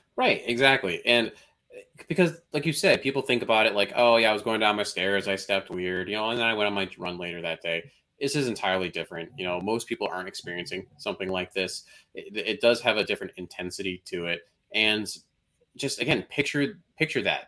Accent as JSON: {"language": "English", "town": "Chicago", "region": "Illinois", "country": "United States", "said": "as a Chicagoan"}